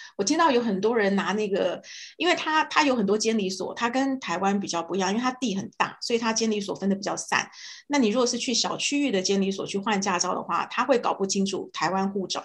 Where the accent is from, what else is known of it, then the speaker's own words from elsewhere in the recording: Canada; moved away as an adult; also born or lived in Los Angeles, United States; 所以我们加拿大人每一个人都要付两种税